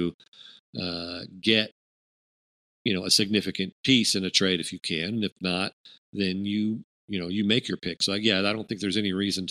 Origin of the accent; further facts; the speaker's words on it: Houston, Texas, United States; someone growing up in Houston